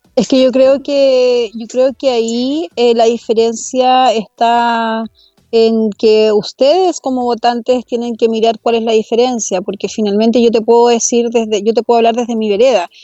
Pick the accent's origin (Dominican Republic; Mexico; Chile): Chile; El Bosque, Santiago Metropolitan Region; la comuna donde, donde yo crecí, donde yo nací, que es la comuna del bosque